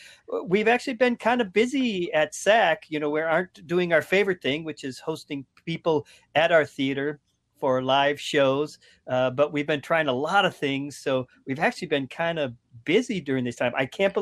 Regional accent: Minnesota, United States; moved away; I'm originally from Minnesota, so I think I'll be the Swedish meatballs in your smorgasbord here today.

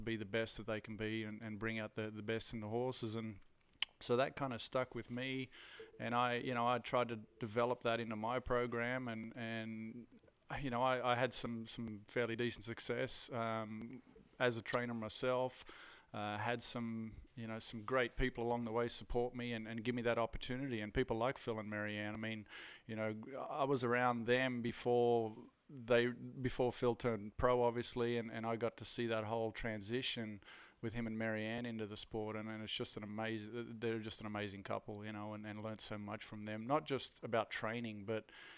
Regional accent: Australia; also born or lived in Netherlands; I was born in Australia, but lived in Holland for a little while as well.

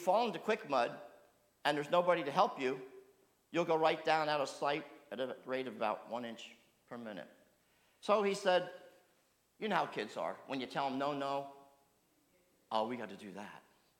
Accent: New Jersey, United States; boy growing up the country, I used to do a lot of exploring with my brother. And for those of you growing up in South Jersey, there's a lot of open land to explore.

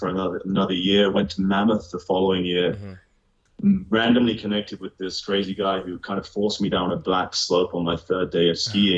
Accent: United Kingdom; moved away as an adult; also born or lived in London / Asia; born about an hour north of London, a small town that's only famous for having … of … being born there. There's nothing else interesting about my town. I spent the first 18 years of my life there

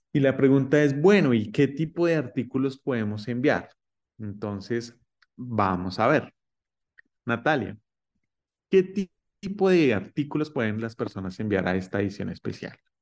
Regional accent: Colombia; now in United States; yo soy colombiano y actualmente estoy en los Estados Unidos

